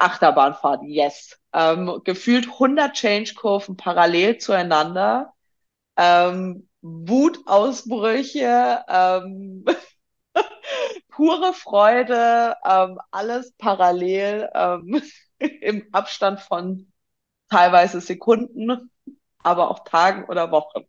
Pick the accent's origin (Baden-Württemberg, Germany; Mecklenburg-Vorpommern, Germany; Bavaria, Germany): Baden-Württemberg, Germany; Swabia; im tiefsten, tiefsten ne, äh, schwäbischen Ländle, wie wir Schwaben so schön sagen